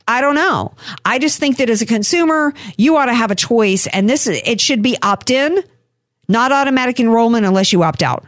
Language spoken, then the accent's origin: English; New Orleans, Louisiana, United States; moved away; when I first moved out here, because I'm from New Orleans